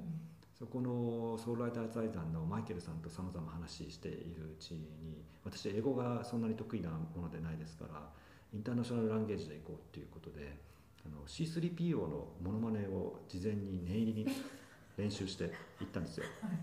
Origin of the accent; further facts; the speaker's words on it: Yamagata, Japan; now in Tokyo, Japan; 私山形出身